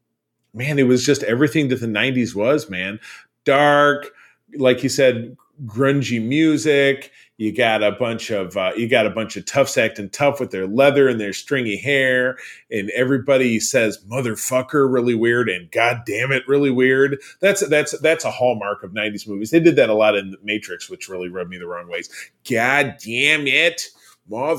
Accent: Detroit, Michigan, United States; moved away as an adult; now in West Michigan, United States; my hometown in Detroit, Michigan

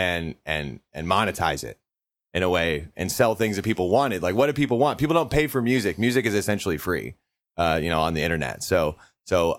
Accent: southeastern Iowa, United States; moved away as an adult; now in Minneapolis, United States; I grew up in Iowa. We grew up in southeastern Iowa. And then I moved up to Minneapolis in my early 20s

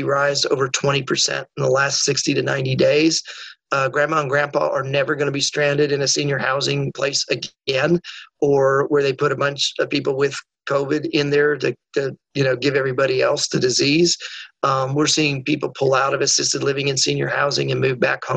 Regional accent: Colorado, United States; I grew up in Colorado

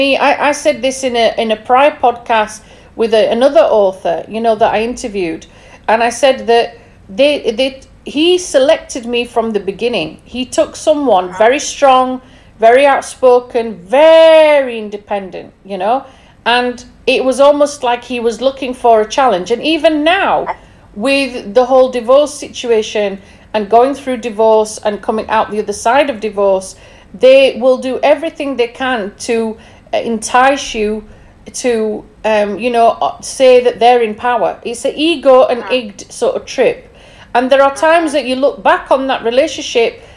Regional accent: England, United Kingdom; Obviously, I'm from England

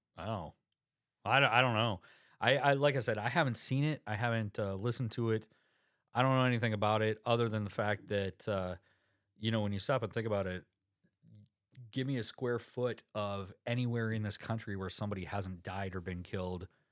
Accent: South Dakota, United States; I'm from South Dakota

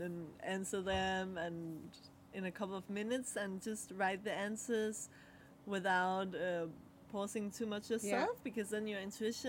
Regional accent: Denmark; first language Danish; English is a second language; And the card is in Danish, my mother tongue.

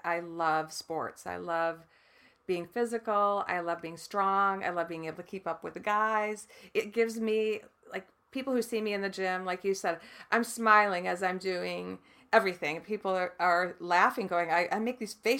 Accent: Michigan, United States; I grew up in the Midwest in Michigan, in a farm town.

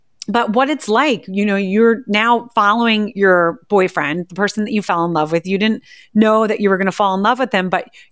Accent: New Jersey, United States; I grew up right outside of Philadelphia in a small town, New Jersey

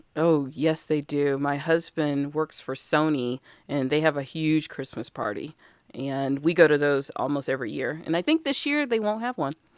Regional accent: Alabama, United States; I'm from Alabama, and we just sat on the porch and shot cans

